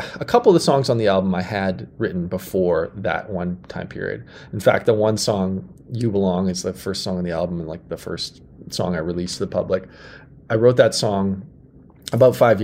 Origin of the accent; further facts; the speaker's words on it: Saskatoon, Saskatchewan, Canada; Nutana is the neighborhood I grew up in Saskatoon